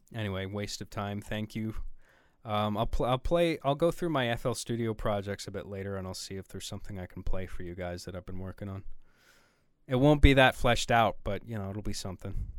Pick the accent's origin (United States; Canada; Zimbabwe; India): Canada; being a homely boy from from up here in my Canadian igloo